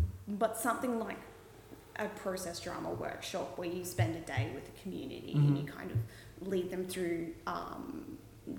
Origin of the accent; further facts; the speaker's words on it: Oakey, Queensland, Australia; moved away; Oakey, out near Toowoomba